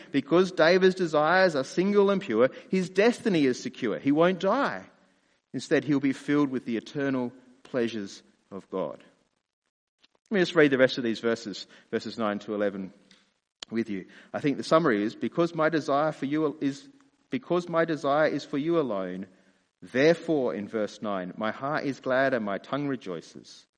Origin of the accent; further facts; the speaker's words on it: Australia; I'm a dad, I'm a husband, I'm an Australian, I'm a pastor